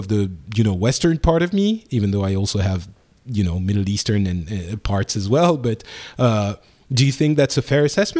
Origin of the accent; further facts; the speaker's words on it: Lebanon; accent: French; now in France; I come from Lebanon, and I was born in Lebanon